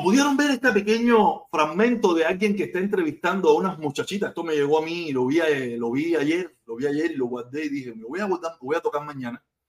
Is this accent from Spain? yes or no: no; Cuba; moved away; nosotros somos cubanos.